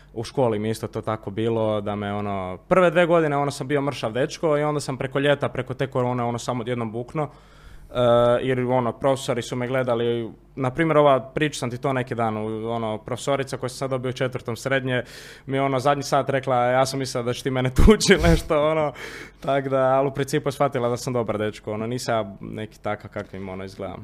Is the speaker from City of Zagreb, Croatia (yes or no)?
yes; Zagreb, City of Zagreb, Croatia; kod nas u Zagrebu